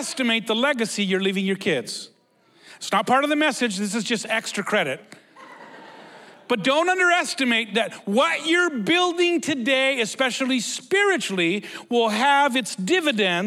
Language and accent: English; United States; We're from Mexico. I was born in the U.S.